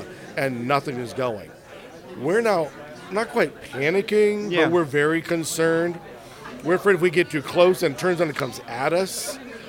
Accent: Pittsburgh, Pennsylvania, United States; now in Kansas City, United States; Originally from Pittsburgh, Pennsylvania, currently living in Kansas City, Kansas.

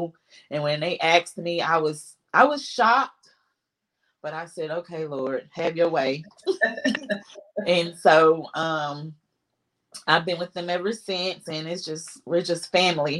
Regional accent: Winston-Salem, North Carolina, United States; I'm from Winston-Salem, North Carolina, born and raised.

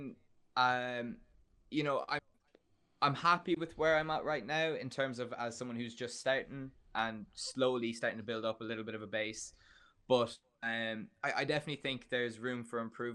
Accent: County Clare, Munster, Ireland; now in Dublin, Ireland; I'm a musician from County Clare, and I'm currently living in Dublin

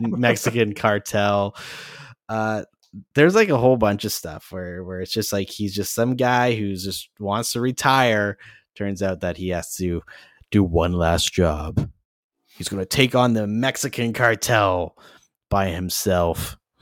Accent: Canada

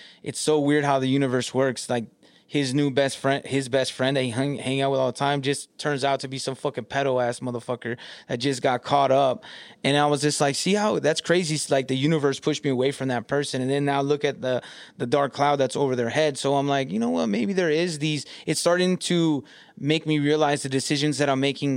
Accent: California, United States; moved away as an adult; now in Michigan, United States; I'm from California now

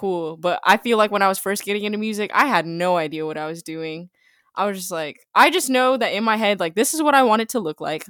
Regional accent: Jacksonville, Florida, United States; I'm from Jacksonville, Florida.

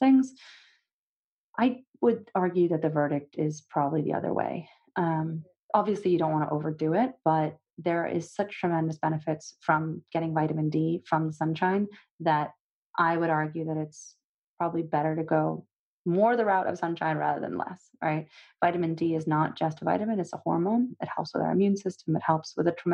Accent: Russia; moved away; I'm from Russia originally.

